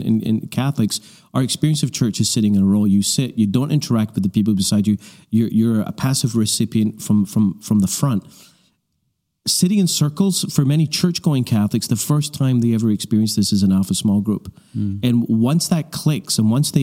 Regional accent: Canada; we're from Canada

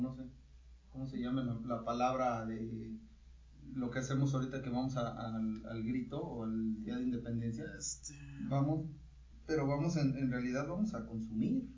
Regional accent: Mexico; Nosotros, si somos mexicanos

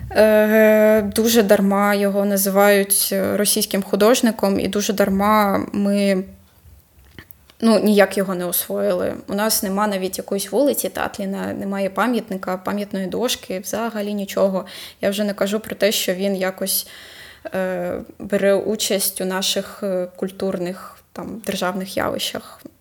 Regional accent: Kharkiv, Kharkiv Oblast, Ukraine; це просто дивовижно, що ми, як харків'яни, про нього прям зовсім забули.

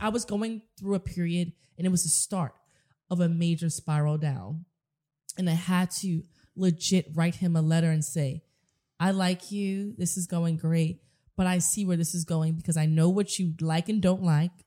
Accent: New York City, New York, United States; growing up in the South Bronx and the projects and not having a lot

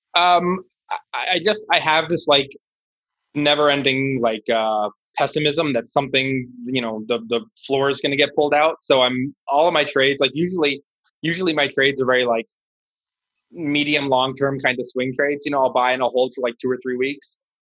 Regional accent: Washington, District of Columbia, United States; I live in Washington D.C. I'm born and raised.

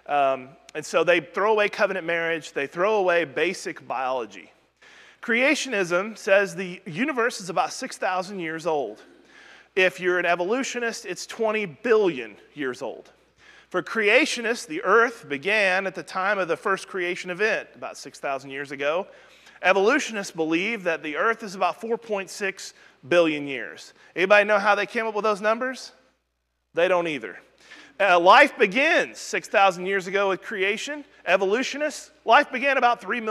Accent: Southwest Missouri, United States; now in Alabama, United States; although I've lived in Alabama far longer than anywhere I've ever lived in my life, when I was raised up in Southwest Missouri

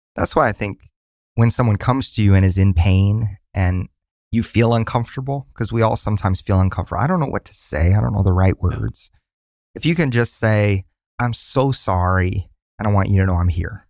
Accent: Tulsa, Oklahoma, United States; moved away as an adult; now in Nashville, United States; We're from Tulsa, Oklahoma

